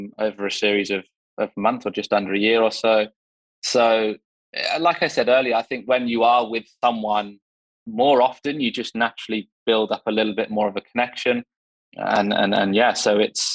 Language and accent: English; England, United Kingdom; I'm English